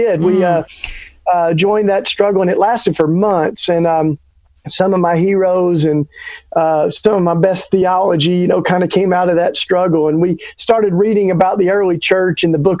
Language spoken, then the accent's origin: English; East Tennessee, United States; moved away as an adult; now in Philadelphia, United States; I grew up down south. I grew up in East Tennessee